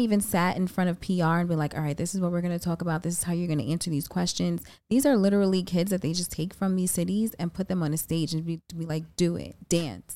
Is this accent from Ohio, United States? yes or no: no; New York City, New York, United States; I'm from the Bronx, so you already know I have to rep for the Bronx